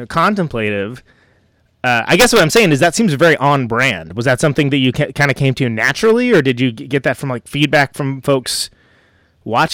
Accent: West Coast, United States; I come from the West Coast

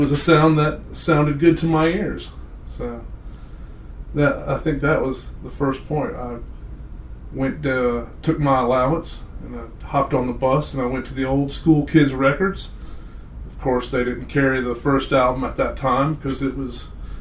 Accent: Chapel Hill, North Carolina, United States; moved away as an adult; also born or lived in Atlanta, Georgia; Born and raised in Chapel Hill, North Carolina

